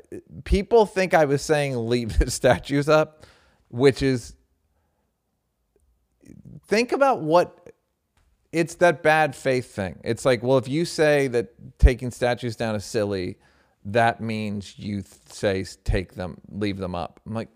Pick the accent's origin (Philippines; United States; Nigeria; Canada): United States; Southern United States; I grew up in the South, and I know that racism abounds there and everywhere else.